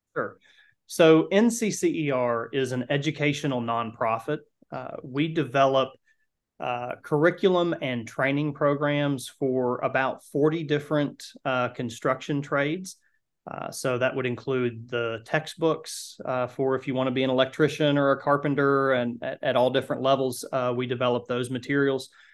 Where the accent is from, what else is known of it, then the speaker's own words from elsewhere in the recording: Kentucky, United States; the county that I grew up in in Kentucky